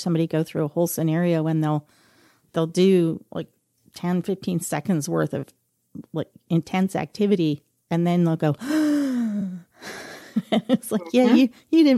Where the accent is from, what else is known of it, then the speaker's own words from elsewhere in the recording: Stillwater, Oklahoma, United States; I grew up in Stillwater, Oklahoma